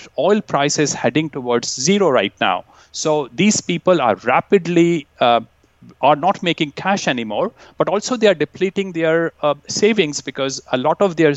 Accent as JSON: {"language": "English", "country": "India", "tie": "born or raised there", "moved": "yes", "lives_now": "Vancouver, Canada", "said": "I grew up in India"}